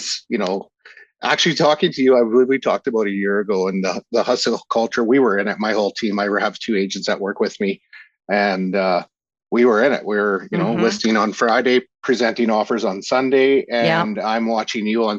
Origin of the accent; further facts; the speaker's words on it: Senlac, Saskatchewan, Canada; also born or lived in Unity, Saskatchewan; now in Calgary, Canada; grew up in Unity as well, kind of just outside Unity. I'd have to say I'm from Senlac, which is a really small town